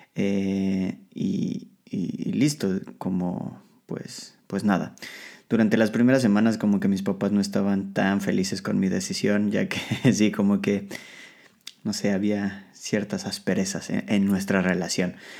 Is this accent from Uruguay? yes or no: no; Mexico City, Mexico; moved away as an adult; now in Poland; el transporte público de la Ciudad de México, lo cual es una, es una pesadilla. Eh, pero al mismo tiempo es una de las cosas más hermosas de mi ciudad, de mi ciudad de origen